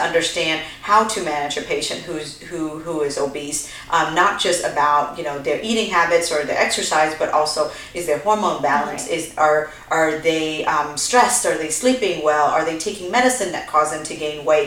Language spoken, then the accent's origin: English; Vietnam; now in United States; we're refugees from Vietnam, so we came over to America in 1993